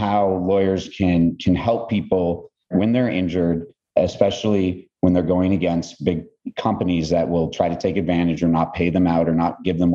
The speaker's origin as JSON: {"language": "English", "town": "Los Angeles", "region": "California", "country": "United States", "tie": "born or raised there", "said": "I'm from Los Angeles, Southern Cal native"}